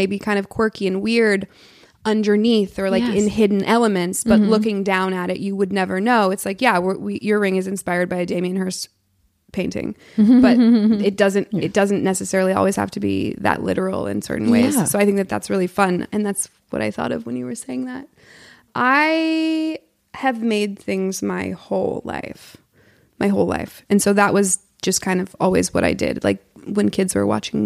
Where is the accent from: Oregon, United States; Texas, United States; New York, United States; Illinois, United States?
Oregon, United States; Portland; moved away as an adult; now in Los Angeles, United States; I'm from Portland, born and raised